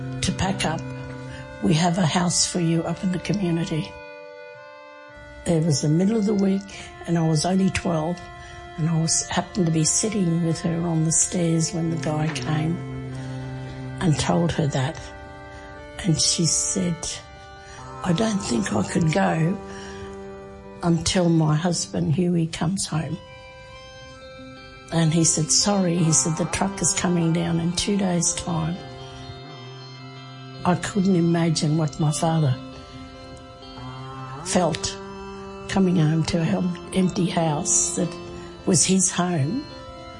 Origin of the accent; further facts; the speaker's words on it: Cherbourg, Queensland, Australia; My family's from Cherbourg. I was born there.